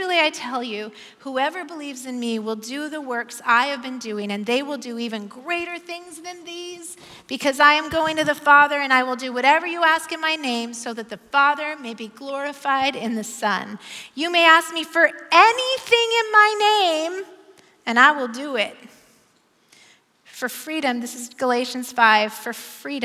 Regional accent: Bend, Oregon, United States; moved away as an adult; now in Portland, United States; I'm from Bend

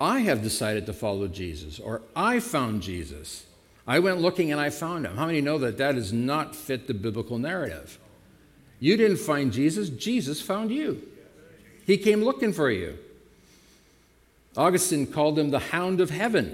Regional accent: Canada; I just say I'm a Christian. I don't say I'm a Canadian.

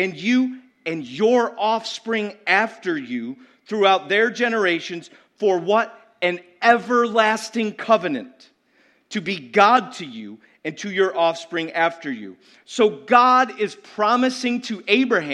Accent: United States; being an American

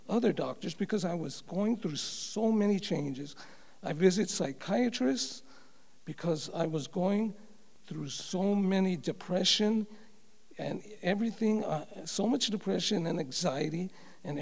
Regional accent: Los Angeles, California, United States; also born or lived in Covina; As I was growing up in Los Angeles, I attended a Catholic church and tried my best as a little boy to understand the faith

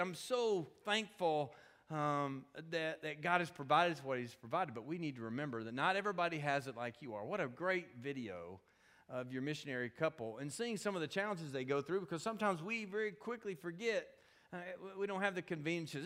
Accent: Kentucky, United States; now in Atlanta, United States; we live in Atlanta, Georgia, and I'm from Kentucky

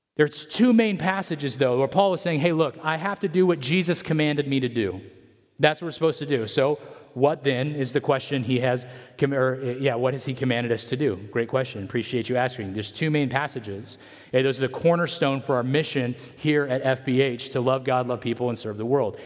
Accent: Atwater, California, United States; I loved growing up in Atwater

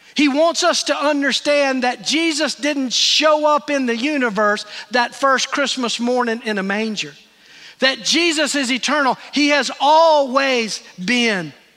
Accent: Greenville, United States; moved away; Terry and I were in Greenville, my hometown

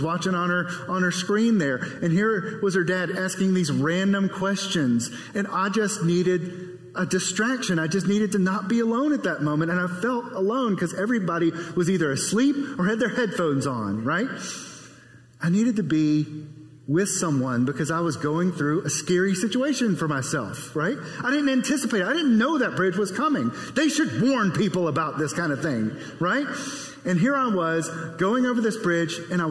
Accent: South Carolina, United States; I grew up in South Carolina, a lot of waterways and bridges.

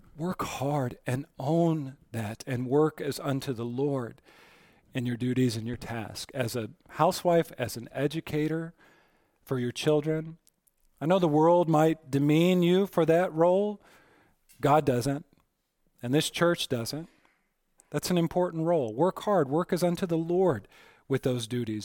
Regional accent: Aurora, Colorado, United States; I was born in Aurora Presbyterian Hospital in Aurora, Colorado

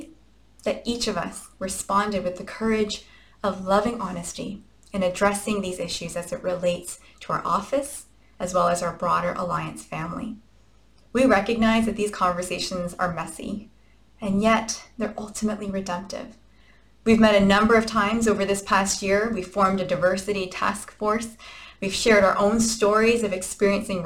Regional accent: Canada; we are Canadian after all

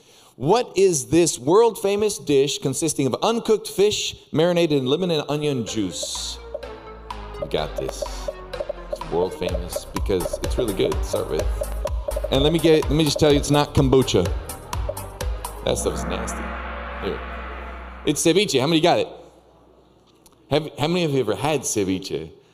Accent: Peru; Anyway, so we have been in Peru for quite some time. I was born and raised way up in the Andes Mountains

